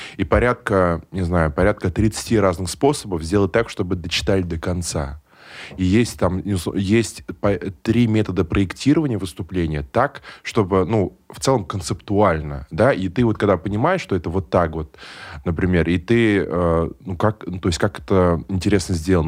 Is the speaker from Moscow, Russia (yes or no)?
no; Nizhnekamsk, Tatarstan, Russia; я родился в Нижнекамске